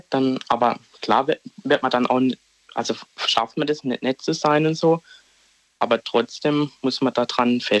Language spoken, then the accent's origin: German; Schutterwald, Baden-Württemberg, Germany; Aus Schudderwald, das ist bei Offenburg.